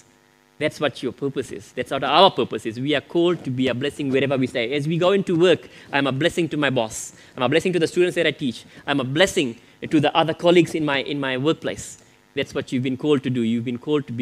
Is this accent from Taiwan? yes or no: no; Fiji; moved away; I grew up in Fiji